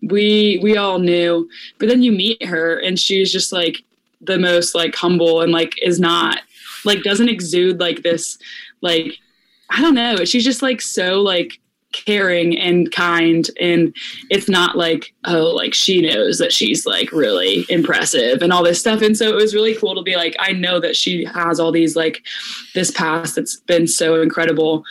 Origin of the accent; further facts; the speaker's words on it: Tampa, Florida, United States; I'm from Tampa